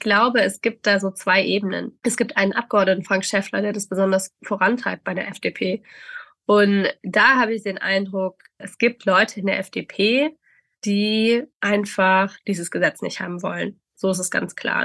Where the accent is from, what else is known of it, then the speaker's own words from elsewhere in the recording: Stuttgart, Baden-Württemberg, Germany; wo ich herkomme, aus Stuttgart